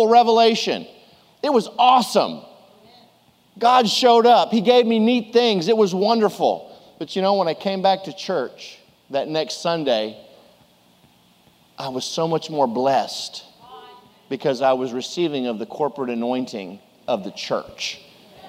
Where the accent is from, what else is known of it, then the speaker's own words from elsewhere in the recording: Houston, Texas, United States; April 1st, 1966, in Methodist Hospital in Houston, Texas